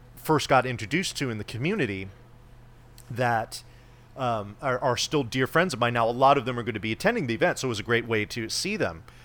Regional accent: California, United States; I have never lived outside of the state of California

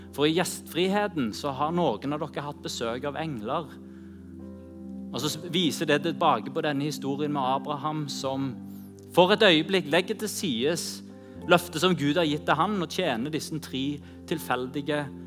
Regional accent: Norway

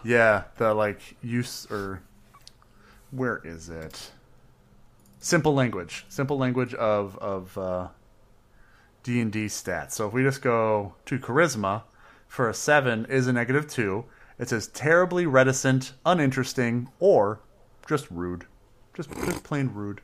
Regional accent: Midwest, United States; We're from the Midwest. If we don't mumble, we're not really from there

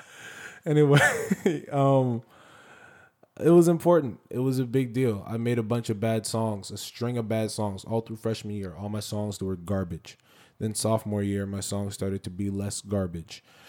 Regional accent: Silver Spring, Maryland, United States; I was born in Silver Spring, Maryland. Uh, I'm from the D M V. I will always be from the D M V. Um, that's all, that's my home

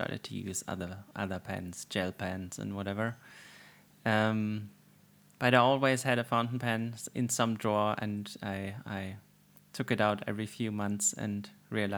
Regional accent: Germany; As I grew up in Germany, of course, I used fountain pens in school

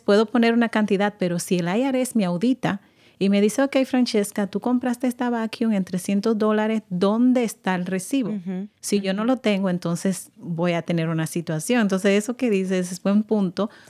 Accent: Dominican Republic; moved away; Yo vengo de República Dominicana y mi español es completamente diferente, al de acá

